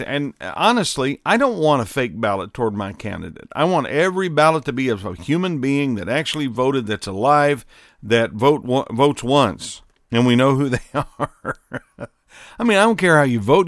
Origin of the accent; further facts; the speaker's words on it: Southern Indiana, United States; growing up in Southern Indiana